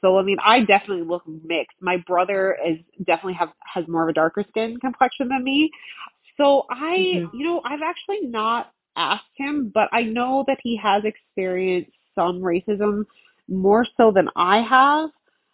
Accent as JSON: {"language": "English", "country": "New Zealand", "lives_now": "Canada", "said": "I mean, I'm from New Zealand, so I'm as, mm-hmm, Canadian as a bag of ketchup chips."}